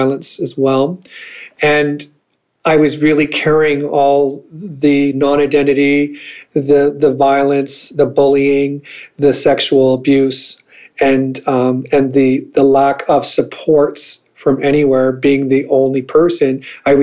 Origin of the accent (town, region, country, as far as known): northern Manitoba, Canada; born or raised there; also born or lived in St. Rose du Lac, Manitoba / Crane River, Manitoba / Dauphin, Manitoba